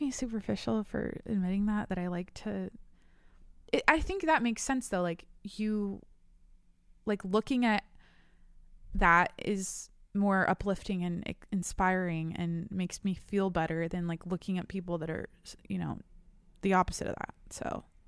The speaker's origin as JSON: {"language": "English", "region": "Washington", "country": "United States", "tie": "born or raised there", "moved": "yes", "lives_now": "San Diego, United States", "said": "I'm from Washington. I live in San Diego"}